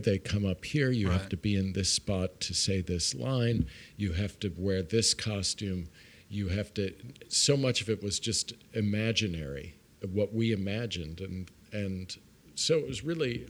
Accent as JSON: {"language": "English", "town": "Brooklyn", "region": "New York", "country": "United States", "tie": "born or raised there", "said": "I grew up in Brooklyn. I grew up in Brooklyn Heights, which is right across the bridge."}